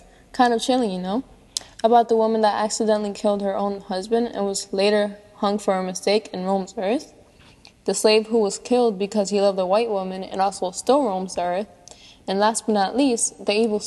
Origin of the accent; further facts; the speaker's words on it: Puerto Rico; Since I grew up in Puerto Rico, the chupacabra was mentioned often, and I believed in it